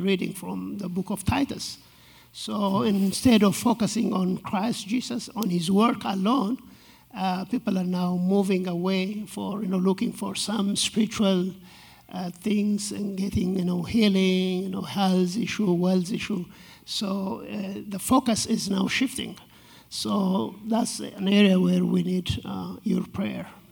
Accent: Ethiopia; I was born and raised uh, in Ethiopia, outside the capital city, Addis Ababa

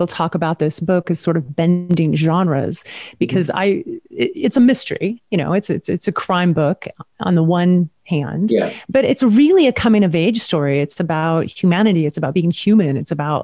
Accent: Washington, United States; also born or lived in Montana; now in California, United States; I'm also from Washington State up near Idaho and spent a lot of time in Montana.

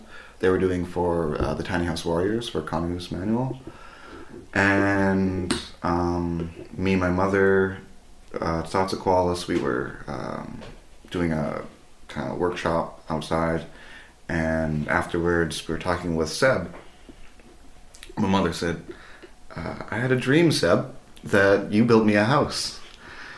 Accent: Alert Bay, British Columbia, Canada; I come from Alert Bay.

